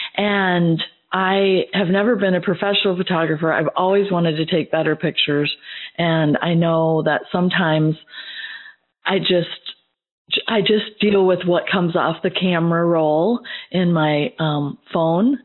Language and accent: English; Midwest, United States; now in Georgia, United States; as a Midwesterner myself